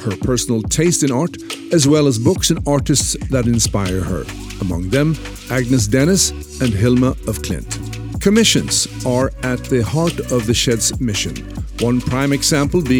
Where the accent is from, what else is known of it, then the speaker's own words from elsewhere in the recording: Sweden; I'm from Sweden